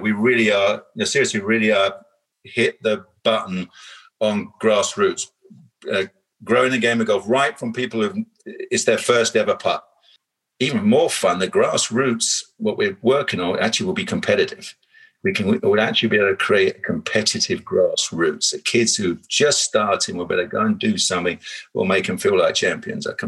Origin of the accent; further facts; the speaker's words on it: United Kingdom; I'm British